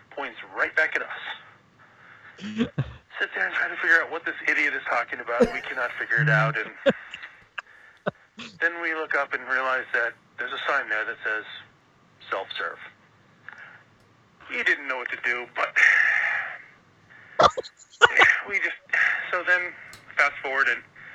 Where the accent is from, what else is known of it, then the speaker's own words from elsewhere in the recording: Oregon, United States; I grew up in Oregon